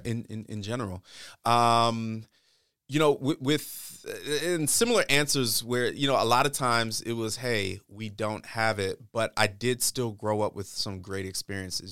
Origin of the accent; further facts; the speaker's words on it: East Coast, United States; also born or lived in New York / Maryland / Michigan; I grew up more or less on, on the, uh, on the East Coast